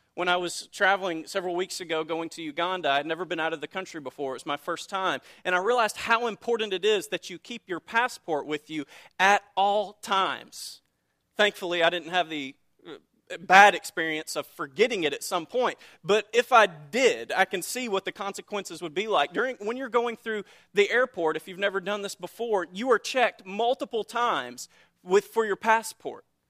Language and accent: English; United States; I live under the reality of being an American citizen